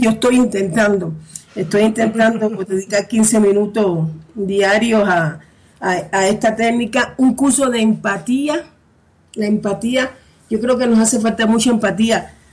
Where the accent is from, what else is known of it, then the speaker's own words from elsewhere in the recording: Cuba; accent: Cuban; moved away as an adult; now in Spain; yo soy cubana española, por el acento podrán ver sobre todo cubana